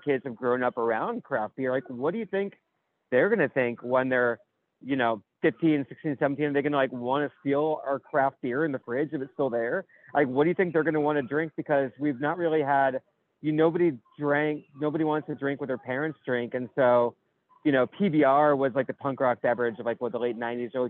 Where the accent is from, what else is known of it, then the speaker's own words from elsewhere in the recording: New York City, New York, United States; my hometown of the little burg of New York City